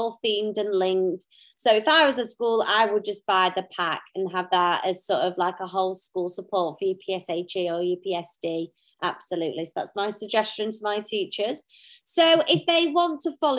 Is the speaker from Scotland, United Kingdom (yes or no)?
no; Sheffield, Yorkshire and the Humber, United Kingdom; we always call it tea in Sheffield.